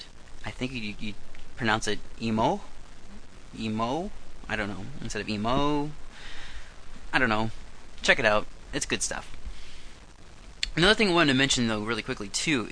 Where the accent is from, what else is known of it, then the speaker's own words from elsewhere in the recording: Iowa, United States; moved away as an adult; now in Vancouver, Canada; I'm not an American. I'm an Iowan